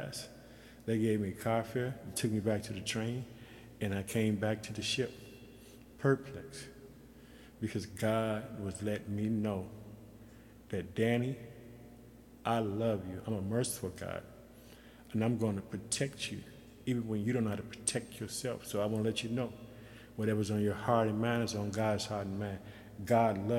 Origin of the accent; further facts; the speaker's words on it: Chicago, Illinois, United States; moved away as an adult; also born or lived in Yokosuka, Japan; I'm from Chicago